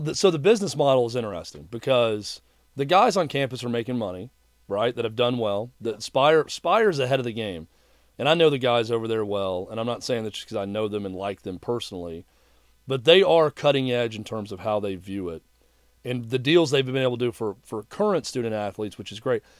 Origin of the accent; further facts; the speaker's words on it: Mount Juliet, Tennessee, United States; also born or lived in Knoxville, Tennessee; I grew up in Mount Juliet